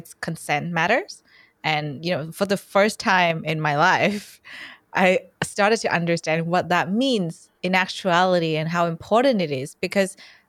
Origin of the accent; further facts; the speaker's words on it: Vietnam; It might be, there might be a misconception that I'm Australian. I'm not. I'm from Vietnam. And where I was born, sex ed is this thing where kids would get together in a really big hall.